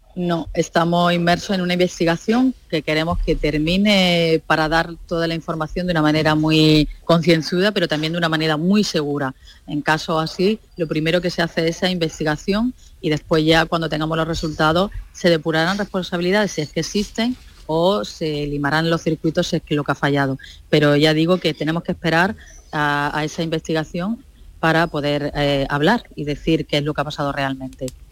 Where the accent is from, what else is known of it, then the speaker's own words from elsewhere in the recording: Andalusia, Spain; nosotros como andaluces